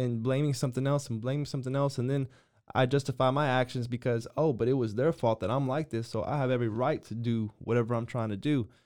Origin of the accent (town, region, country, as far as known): United States